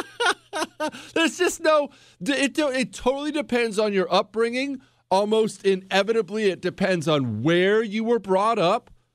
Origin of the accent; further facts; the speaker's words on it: United States; I'm an American